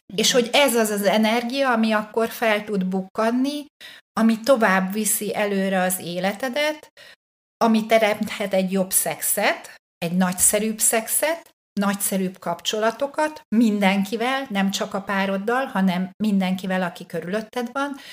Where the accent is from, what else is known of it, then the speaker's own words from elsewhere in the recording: Hungary; nyilván magyar vagyok